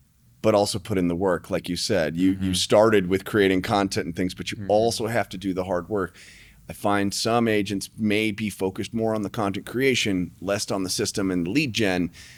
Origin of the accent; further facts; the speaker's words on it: Tucson, Arizona, United States; moved away; I came here from Tucson, Arizona. I didn't know anybody.